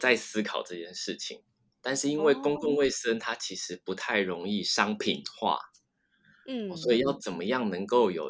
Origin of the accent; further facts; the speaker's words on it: Taiwan; 那因为再加上我就是台湾的。呃，教职要找到的机会其实非常的低，